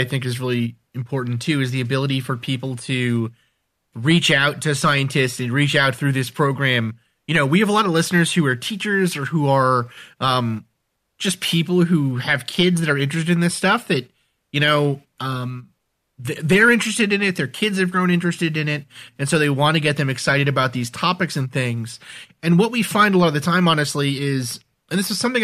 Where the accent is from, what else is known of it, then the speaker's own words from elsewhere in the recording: New York City, New York, United States; I grew up in New York City